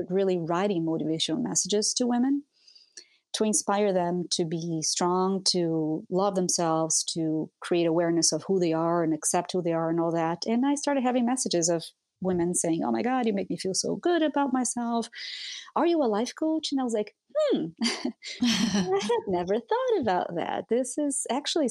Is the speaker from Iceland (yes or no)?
no; Brazil; moved away as an adult; also born or lived in Europe / Minnesota; now in United States; I'm a Brazilian. I grew up in Brazil. I moved to the US when I was 29 years old